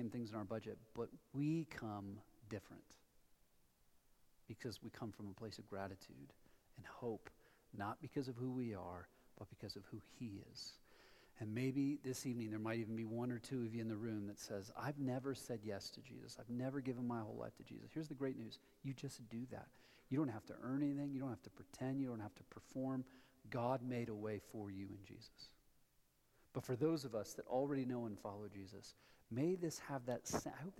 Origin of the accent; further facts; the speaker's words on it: Columbus, Ohio, United States; moved away as an adult; also born or lived in Colorado Front Range; now in Colorado, United States; I moved here from Columbus, Ohio, home of the Ohio State University